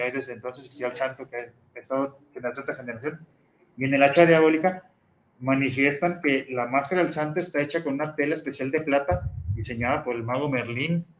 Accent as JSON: {"language": "Spanish", "country": "Mexico", "said": "nuestra identidad como mexicanos"}